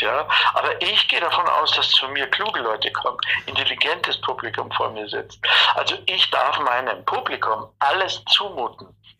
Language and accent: German; Bavaria, Germany; accent: Bavarian